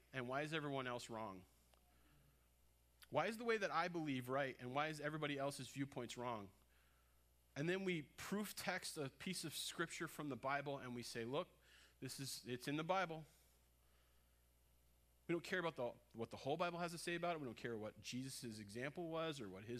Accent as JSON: {"language": "English", "region": "East Coast", "country": "United States", "moved": "yes", "said": "I'm from the East Coast"}